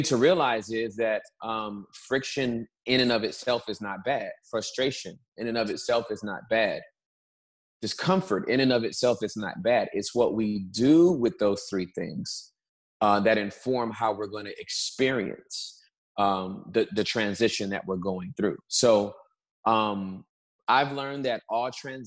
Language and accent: English; Southern California, United States; moved away as an adult; also born or lived in Dallas, Texas; now in Texas, United States; I was born and raised in Southern California